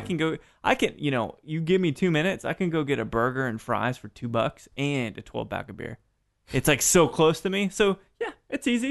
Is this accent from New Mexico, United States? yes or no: yes; Roswell, New Mexico, United States; I was born in Roswell